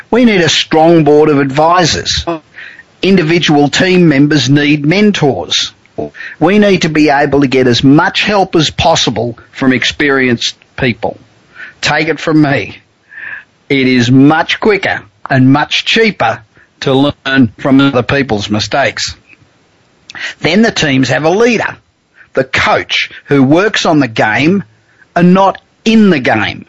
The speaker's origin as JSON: {"language": "English", "town": "Los Angeles", "region": "California", "country": "United States", "tie": "born or raised there", "said": "I'm coming to you tonight from my hometown of Los Angeles"}